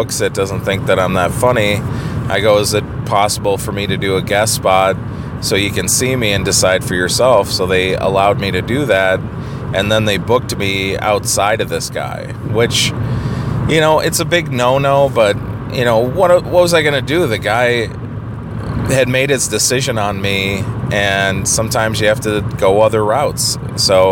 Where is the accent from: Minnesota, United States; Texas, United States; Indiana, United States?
Minnesota, United States; I'm from Minnesota